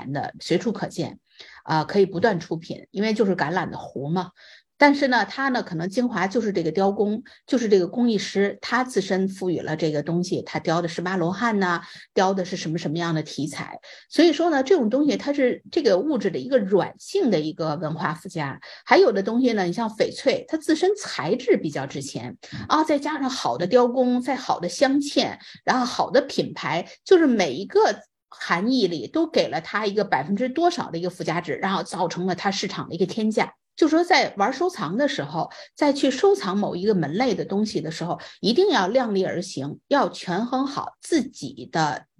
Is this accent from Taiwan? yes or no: no; China; now in United States; 你像我们都是从中国来到美国的，还得要考虑它具不具国际化眼光